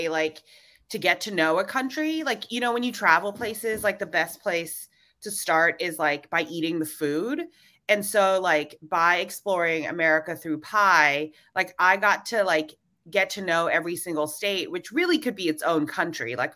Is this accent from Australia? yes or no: no; Hong Kong; also born or lived in Singapore / Indonesia; I was born in Singapore and I grew up in Indonesia and Hong Kong. And then for college, I decided to, you know, really shake things up and move from Hong Kong to Savannah, Georgia.